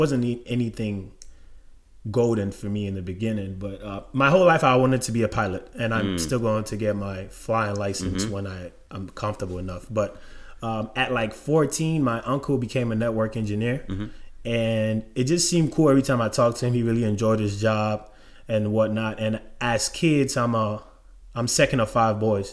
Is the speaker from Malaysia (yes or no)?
no; Ghana; moved away as an adult; now in Atlanta, United States; I'm from Ghana, West Africa. Lived in Ghana most of my life. Then I moved to the United States about 10 years ago now.